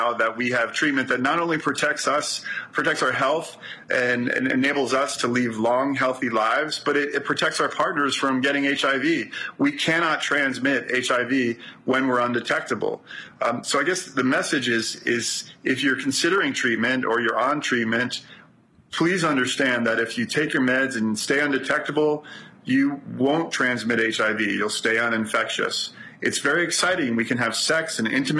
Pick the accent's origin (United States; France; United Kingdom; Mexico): United States; New York City, New York; I'm from Brooklyn